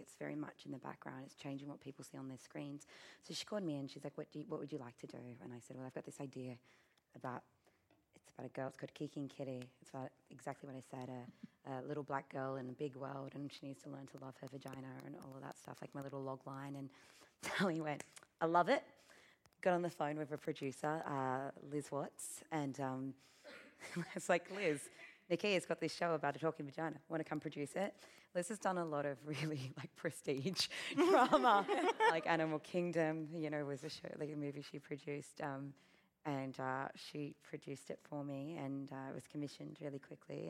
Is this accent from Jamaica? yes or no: no; Australia; being Australian